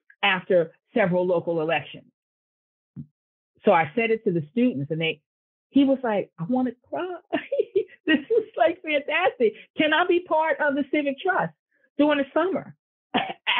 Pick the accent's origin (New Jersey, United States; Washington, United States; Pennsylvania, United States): New Jersey, United States; Newark; I was born and I went to college in Newark and I grew up in Newark.